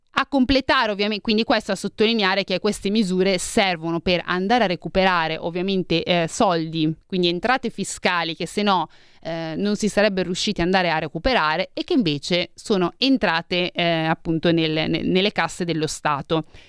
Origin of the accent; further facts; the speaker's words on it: Milan, Lombardy, Italy; sono di Milano